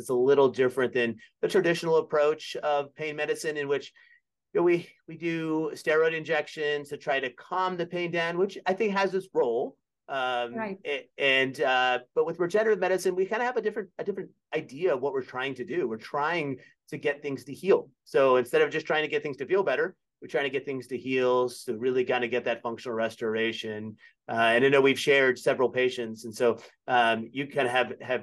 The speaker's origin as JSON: {"language": "English", "town": "Birmingham", "region": "Alabama", "country": "United States", "tie": "born or raised there", "also_born_or_lived": "Philadelphia, Pennsylvania", "moved": "as an adult", "lives_now": "Virginia, United States", "said": "I grew up in Birmingham, Alabama, big Alabama fan"}